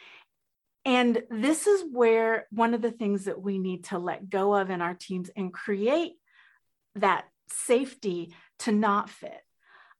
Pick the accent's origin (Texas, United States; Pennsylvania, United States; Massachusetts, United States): Texas, United States; also born or lived in Colombia; I am originally from Colombia, South America. I have a mixed race. And I grew up I grew up in the 60s and 70s in Texas